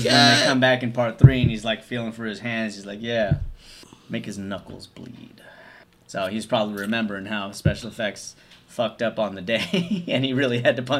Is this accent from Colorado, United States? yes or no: no; Los Angeles, California, United States; I'm from Reseda.